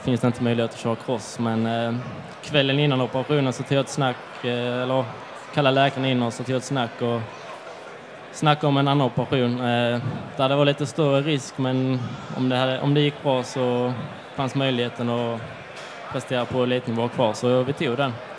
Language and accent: Swedish; Skåne, Sweden; Det är många bra crossbanor hemma i Skåne